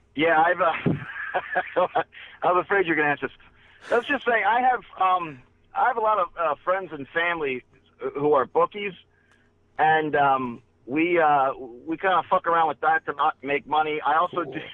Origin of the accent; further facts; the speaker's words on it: Maryland, United States; I'm from Maryland. I'm, I'm a Ravens fan